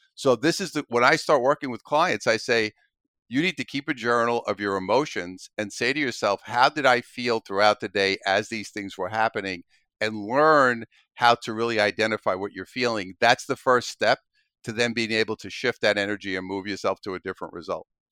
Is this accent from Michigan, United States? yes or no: no; New York City, New York, United States; I'm originally from Brooklyn, New York, grew up there as a kid